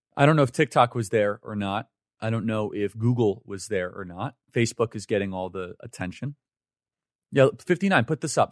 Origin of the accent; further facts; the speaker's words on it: United States; Growing up in America